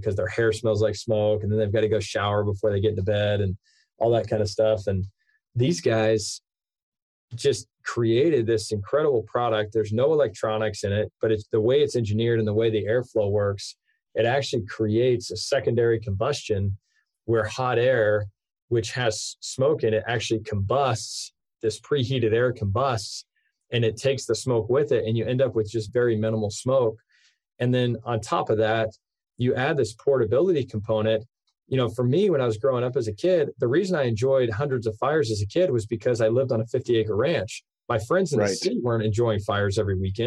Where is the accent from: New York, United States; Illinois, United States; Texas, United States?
Texas, United States; Austin; also born or lived in Provo, Utah; I grew up outside of Austin, Texas. I actually grew up on a 50-acre ranch.